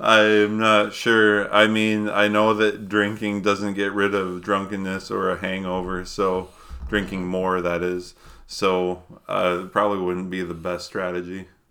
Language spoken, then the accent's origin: English; Minnesota, United States; moved away; I grew up in Minnesota